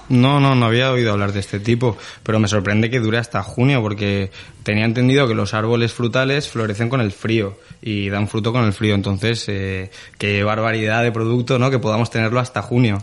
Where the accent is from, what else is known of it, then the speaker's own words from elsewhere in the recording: Spain; como todos los españoles